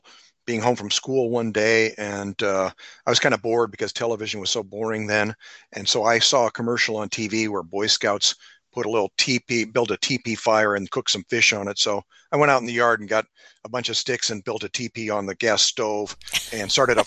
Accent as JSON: {"language": "English", "region": "Nebraska", "country": "United States", "tie": "born or raised there", "said": "I grew up in Nebraska"}